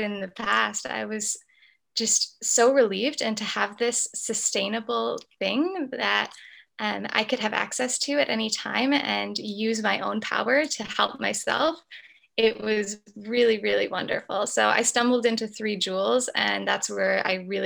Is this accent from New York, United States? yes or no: yes; Adirondack Mountains, upstate New York, United States; moved away as an adult; also born or lived in Brooklyn; now in New York City, United States; I grew up in upstate New York, in the Adirondack Mountains, and I spent the majority of my life there.